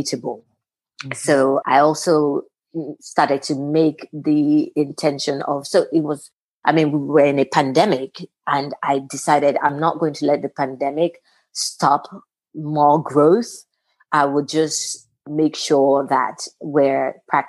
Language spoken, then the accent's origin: English; Osun, Nigeria; moved away as an adult; also born or lived in England; now in United States; living in England, growing up in Nigeria